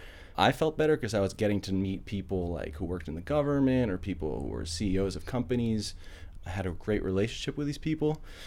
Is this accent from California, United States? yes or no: no; a little bit outside New York City, United States; moved away as an adult; now in Chile; Well, I'm from New York, a little bit outside New York City.